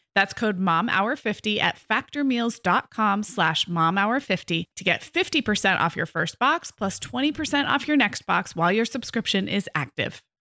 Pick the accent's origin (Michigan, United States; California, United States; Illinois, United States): California, United States; Santa Barbara; moved away; also born or lived in Montecito; I grew up in Santa Barbara, and then I grew up in Montecito